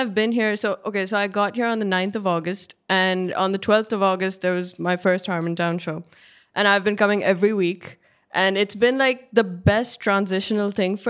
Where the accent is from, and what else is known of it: Pakistan; moved away as an adult; now in Los Angeles, United States